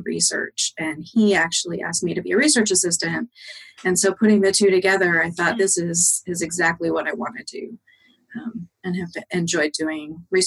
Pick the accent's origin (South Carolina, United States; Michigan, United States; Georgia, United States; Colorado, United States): Colorado, United States; Greeley; moved away as an adult; also born or lived in Kansas; now in Tacoma, United States; I grew up in Colorado, so it was very flat.